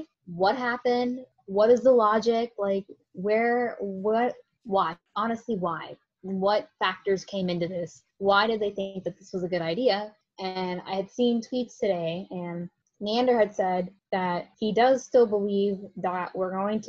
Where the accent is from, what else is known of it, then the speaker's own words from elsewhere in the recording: St. Petersburg, Florida, United States; I'm from St. Petersburg, and right where the Tropicana Field resides. And I am 19 years old.